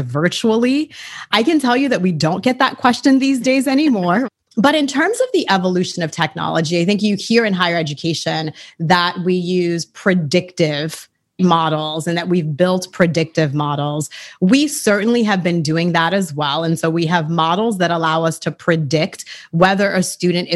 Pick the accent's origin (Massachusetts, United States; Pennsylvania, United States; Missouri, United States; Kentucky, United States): Massachusetts, United States; Boston; English is a second language; also born or lived in Haiti; I was raised in inner city Boston by my beloved late grandmother and my parents. English is my third language